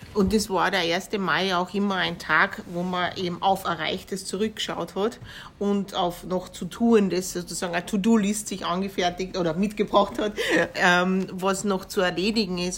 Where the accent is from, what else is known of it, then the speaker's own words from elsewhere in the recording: Kapfenberg, Styria, Austria; Wie in Kapfenberg, wo ich herkomme